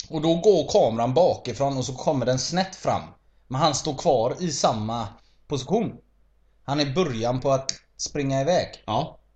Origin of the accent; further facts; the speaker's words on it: Sweden; Vi svenskar föds inte med någonting liknande.